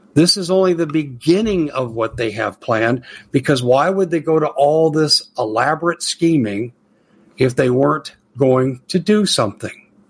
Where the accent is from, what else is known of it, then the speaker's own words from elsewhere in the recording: United States; being an American